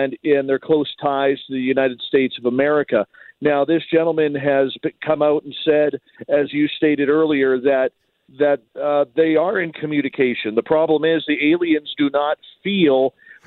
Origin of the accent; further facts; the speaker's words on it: Canada; Even being Canadian